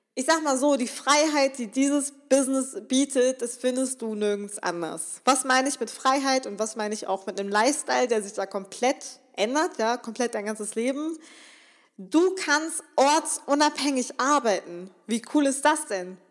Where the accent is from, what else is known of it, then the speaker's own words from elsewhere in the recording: Remscheid, North Rhine-Westphalia, Germany; ich komme aus Remscheid, das ist hier so eine kleine Stadt